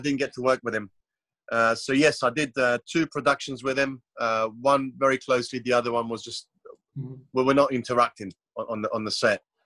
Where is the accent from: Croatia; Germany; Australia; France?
Croatia; I was born in Croatia. It's it's a very small country, only 4.5 million population, yep. in a very small coastal town.